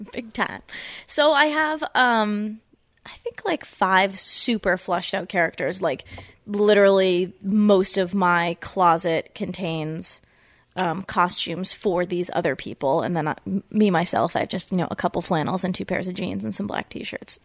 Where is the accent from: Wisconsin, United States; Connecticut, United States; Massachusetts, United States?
Massachusetts, United States; Foxborough; I'm from Massachusetts. I grew up in Foxborough, where the Patriots are